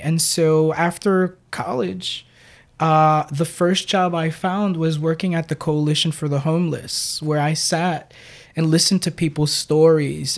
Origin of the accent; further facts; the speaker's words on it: New York City, New York, United States; I was born and raised in Brooklyn in what's now a hip neighborhood called Red Hook